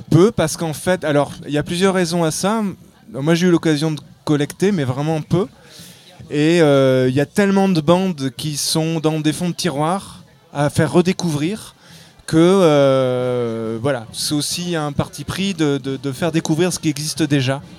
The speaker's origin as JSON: {"language": "French", "region": "Auvergne-Rhône-Alpes", "country": "France"}